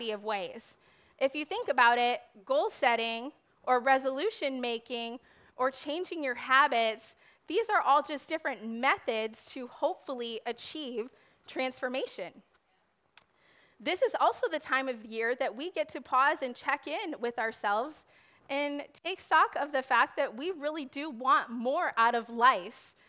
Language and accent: English; Wisconsin, United States; I am from Wisconsin.